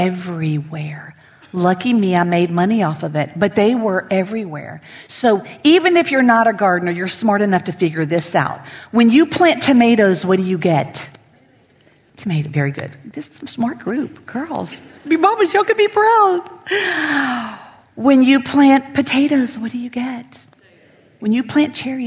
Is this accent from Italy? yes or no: no; Lafayette, Louisiana, United States; I'm born and raised in Lafayette.